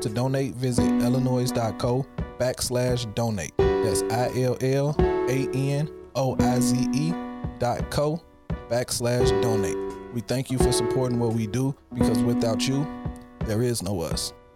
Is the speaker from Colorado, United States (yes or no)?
no; Chicago, Illinois, United States; growing up in Chicago